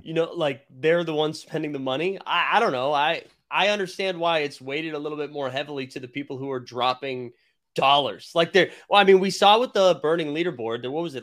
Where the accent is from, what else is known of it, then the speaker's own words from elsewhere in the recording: Boston, Massachusetts, United States; a Bostonian and a homer